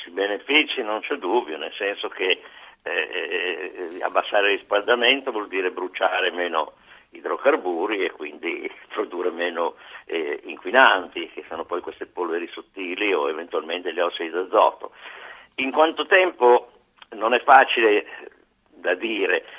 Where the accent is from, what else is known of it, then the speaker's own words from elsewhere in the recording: Bergamo, Lombardy, Italy; io sono di Bergamo